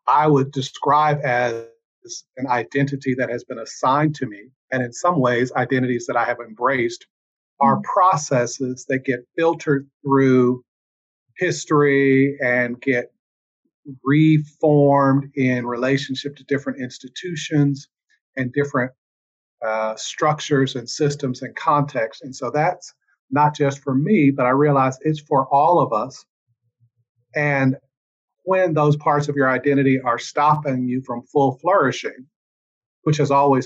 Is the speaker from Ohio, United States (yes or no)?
yes; Cincinnati, Ohio, United States; I grew up in Cincinnati and would go to South Georgia, where my parents were both from, every summer